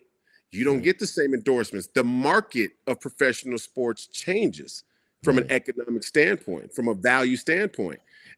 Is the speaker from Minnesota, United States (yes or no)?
yes; Minnesota, United States; So us here in Minnesota, we got to see Chicago Bulls games